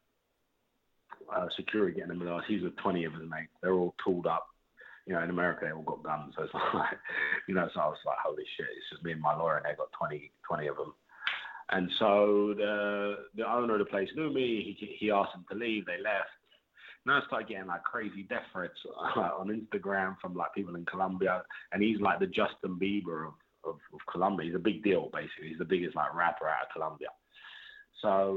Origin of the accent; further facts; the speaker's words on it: Hounslow, London, United Kingdom; I'm from Hounslow